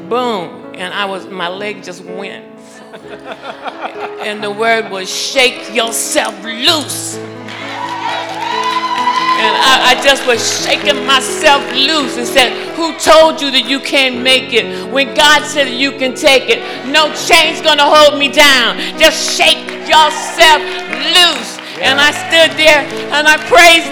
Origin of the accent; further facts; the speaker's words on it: Massachusetts, United States; moved away; I come from Massachusetts, and I've been almost homeless